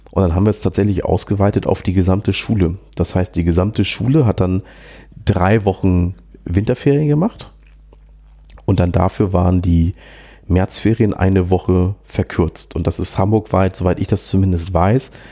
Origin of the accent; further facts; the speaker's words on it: Schleswig-Holstein, Germany; naja, ne, Flächenland halt, ich komme ja aus Schleswig-Holstein